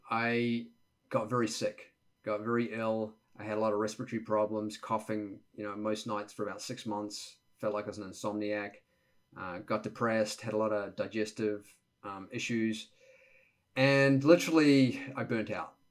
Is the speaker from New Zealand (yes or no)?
yes; Auckland, New Zealand; moved away as an adult; now in United States; the first 20 years of my life growing up in New Zealand, Auckland, New Zealand, and typical Kiwi kid lifestyle